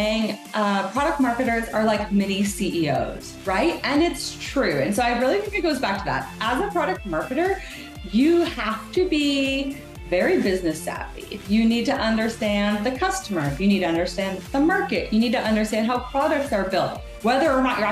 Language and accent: English; Canada; I'm a Canadian product marketer. I feel like I always have to say that. I'm Canadian and proud